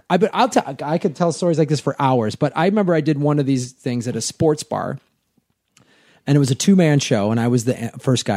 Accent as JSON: {"language": "English", "town": "Chicago", "region": "Illinois", "country": "United States", "tie": "born or raised there", "also_born_or_lived": "Tucson, Arizona", "moved": "as an adult", "lives_now": "Los Angeles, United States", "said": "I moved back to Chicago, where I'm from"}